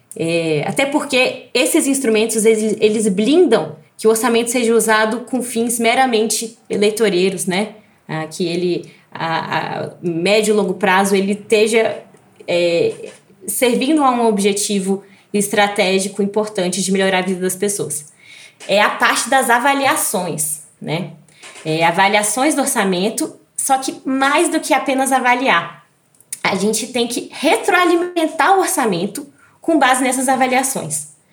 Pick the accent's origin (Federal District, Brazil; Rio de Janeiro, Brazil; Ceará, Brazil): Federal District, Brazil; Brasília; E eu que sou de Brasília, né, que venho daqui